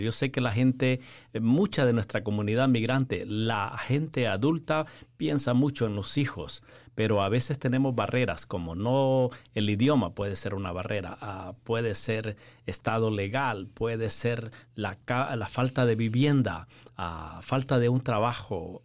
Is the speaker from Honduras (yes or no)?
yes; Honduras; moved away as an adult; also born or lived in Nicaragua; originalmente soy de Honduras